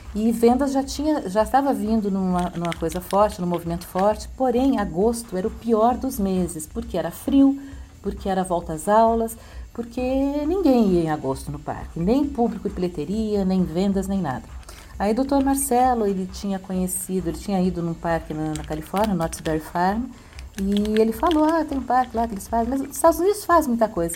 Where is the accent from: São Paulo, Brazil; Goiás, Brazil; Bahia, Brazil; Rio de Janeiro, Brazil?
São Paulo, Brazil; eu sou de São Paulo, eu sou do Sul